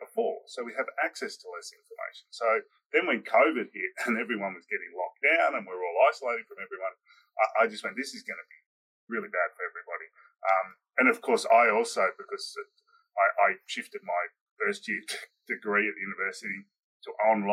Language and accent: English; Australia; I am Australian